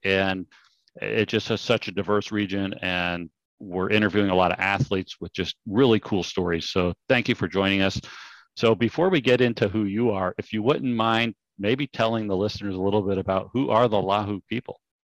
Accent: outside of Sacramento, California, United States; I grew up outside of Sacramento

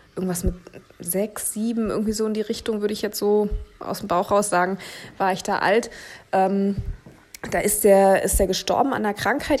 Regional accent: Berlin, Germany; moved away as an adult; ich bin in Berlin geboren und aufgewachsen

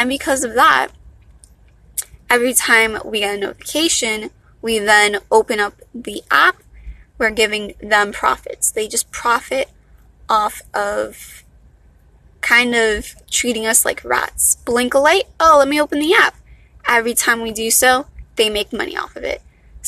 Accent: Miami, Florida, United States; accent: valley girl; I'm from Miami, not a Miami girl. I'm from Miami. So I guess this is the accent we Miamians have.

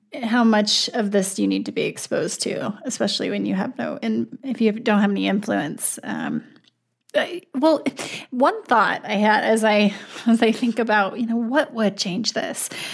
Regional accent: Wyoming, United States; now in South Dakota, United States; I'm actually from Wyoming

